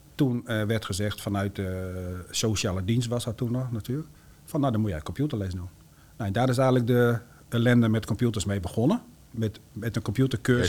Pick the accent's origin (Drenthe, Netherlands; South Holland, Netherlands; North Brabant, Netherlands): Drenthe, Netherlands; Eelde-Paterswolde; moved away as an adult; also born or lived in Groningen; now in Peize, Netherlands; Ik kom zelf oorspronkelijk uit Ildepaterswolde.